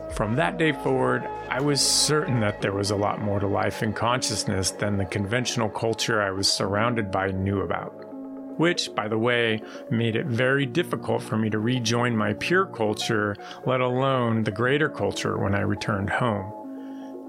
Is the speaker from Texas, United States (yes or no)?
no; San Francisco, California, United States; I was born in San Francisco in 1971 to parents who grew up there